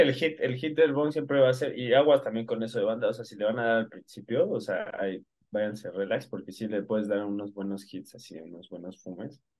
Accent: Mexico; nosotros somos de México

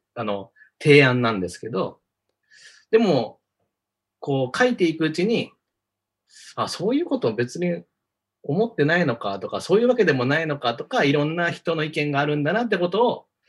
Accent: Osaka, Japan; 大阪出身なんですよ。

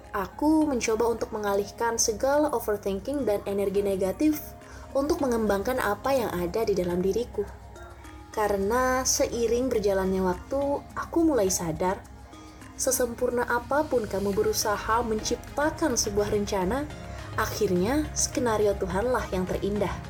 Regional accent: East Kalimantan, Indonesia; now in Malang, Indonesia; Aku dari Kalimantan Timur dan saat ini sedang menempuh pendidikan di Universitas Islam Negeri Maulana Malik Ibrahim Malang

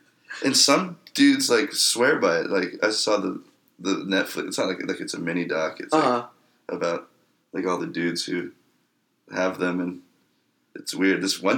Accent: Southwest, United States; we grew up in the Southwest.

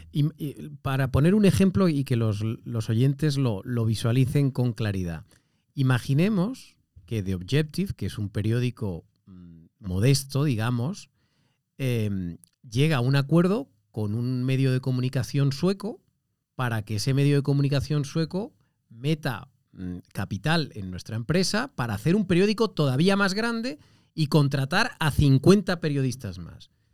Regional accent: Andalusia, Spain; yo soy eh, andaluz

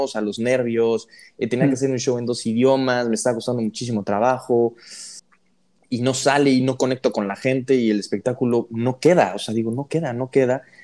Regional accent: Puebla, Mexico; yo soy de Puebla

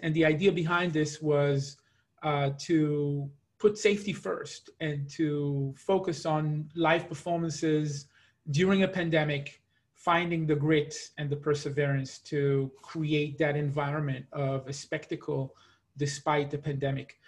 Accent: Israel; moved away as an adult; also born or lived in Seattle, United States / New York, United States; now in Atlanta, United States; I spent my life growing up in Israel, and I will never stop being an Israeli.

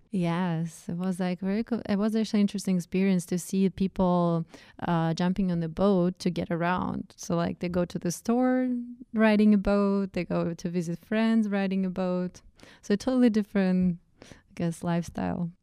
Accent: Russia; English is a second language; moved away as an adult; also born or lived in Saint Petersburg, Russia / upstate New York; now in United States; where I was co-, coming from, from Russian, Russian culture.

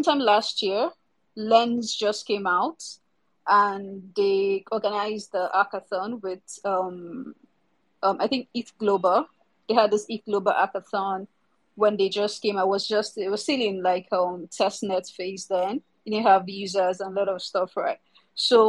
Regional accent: Lagos, Nigeria; I'm from Nigeria, Africa. So yeah, from Lagos, Nigeria, currently. Leaving Lagos, Nigeria as well

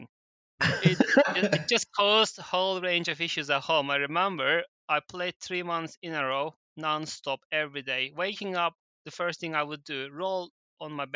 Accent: Turkey; moved away; I was living in Turkey back then. I was born in Turkey

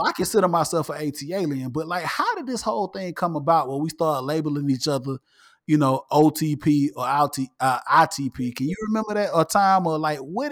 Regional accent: Atlanta, Georgia, United States; I'm from Atlanta, Georgia, and I'm born and raised an Atlanta native

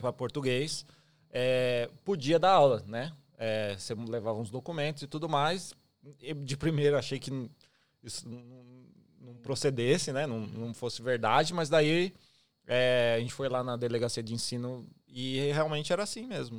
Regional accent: São Paulo, Brazil; moved away as an adult; also born or lived in Taboão da Serra; now in Australia; eu sou de São Paulo mesmo, capital, é, capital é, mas eu morei muito tempo no município de Taboão da Serra

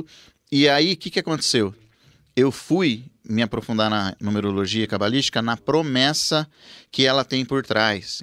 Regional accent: Rancharia, São Paulo, Brazil; moved away as an adult; now in Presidente Prudente, Brazil; a Carol foi morar comigo lá na minha cidade em Rancharia

